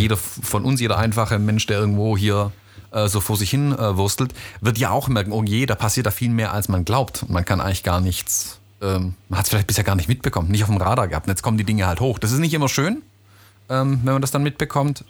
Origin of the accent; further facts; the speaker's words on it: United States; now in Germany; in meine Heimat, in die USA